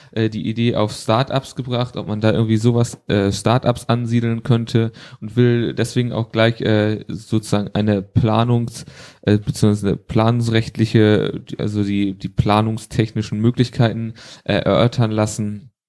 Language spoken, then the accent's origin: German; Schleswig-Holstein, Germany; Dann habe ich noch was sowohl als Holsteiner als auch EN und zwar geht es da um die Königstraße.